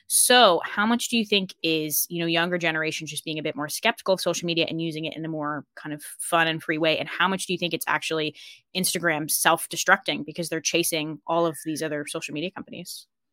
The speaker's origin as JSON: {"language": "English", "region": "Colorado", "country": "United States", "tie": "born or raised there", "moved": "as an adult", "lives_now": "Ireland", "said": "I grew up in Colorado"}